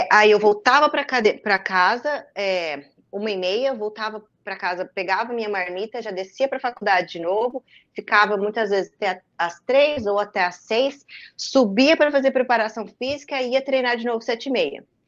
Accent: Campo Mourão, Paraná, Brazil; moved away as an adult; also born or lived in Curitiba; em Campo Mourão, na minha cidade natal

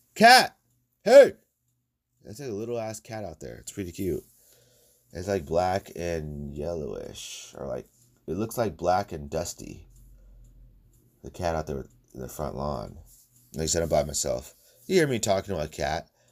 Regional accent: United States; I'm from the United States.

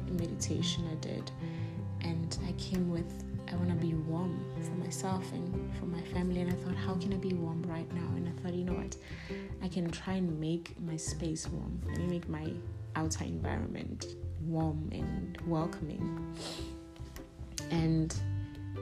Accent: South Africa; I'm a girl from Ekasi.

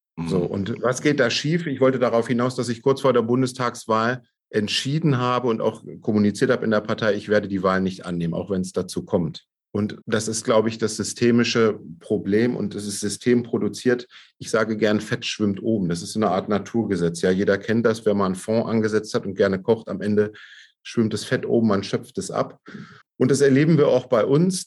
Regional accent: Braunschweig, Lower Saxony, Germany; in Braunschweig, bei mir in meiner Heimatstadt, da bin ich auch geboren

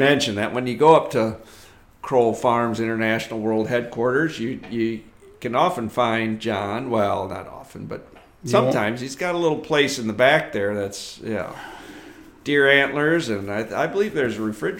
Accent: Michigan, United States; moved away; Where I grew up in Michigan

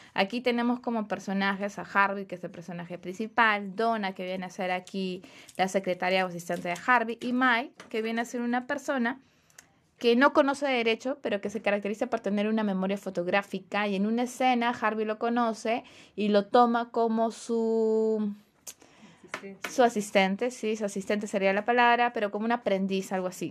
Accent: Peru; nosotros como peruanos

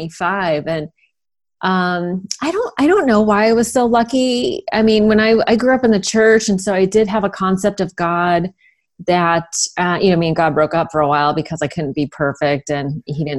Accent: Sunnyvale, California, United States; I grew up in Sunnyvale, California

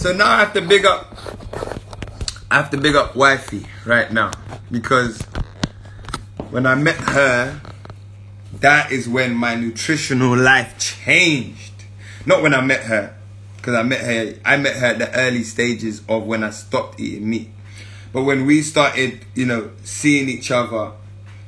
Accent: London, United Kingdom; I grew up in Northwest

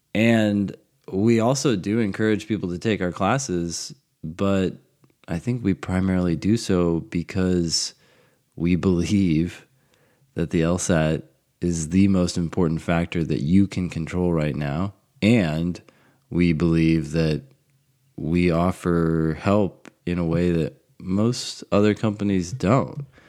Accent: California, United States; now in Vienna, Virginia, United States; I grew up in California, in, like, the desert

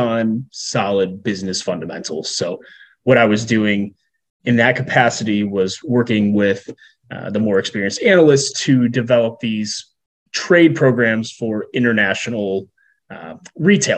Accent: Chicago, Illinois, United States; also born or lived in Southern California; born and raised in the Chicagoland area with a 7-year detour in Southern California

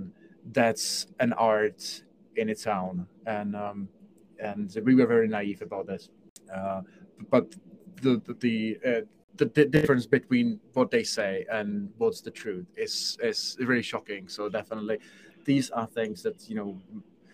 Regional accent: Czechia; moved away; I come from Czech Republic

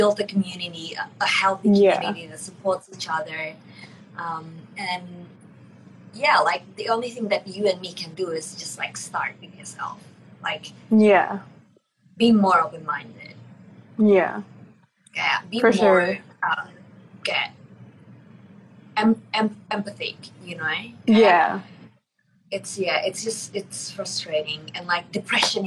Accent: Palembang, South Sumatra, Indonesia; my hometown

